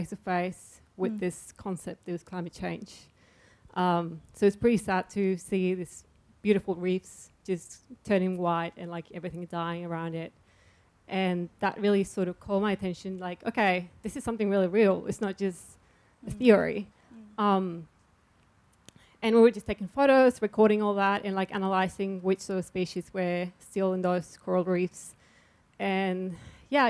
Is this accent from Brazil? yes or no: no; Chile; now in Melbourne, Australia; I come from Chile